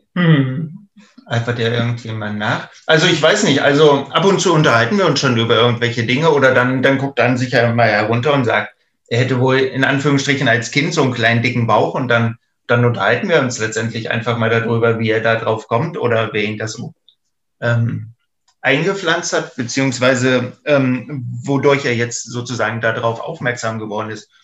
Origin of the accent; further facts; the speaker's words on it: eastern Germany, Germany; ich bin ja quasi auch im Osten der Republik groß geworden